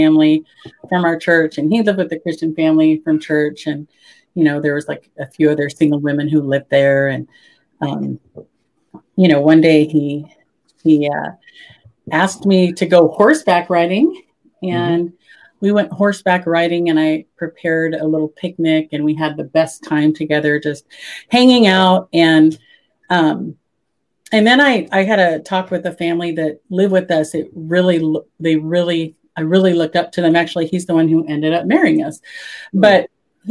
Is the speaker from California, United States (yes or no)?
yes; California, United States; also born or lived in Memphis; I grew up in California